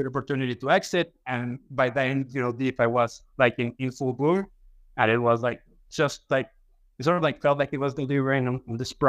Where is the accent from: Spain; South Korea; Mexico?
Mexico; I'm from Mexico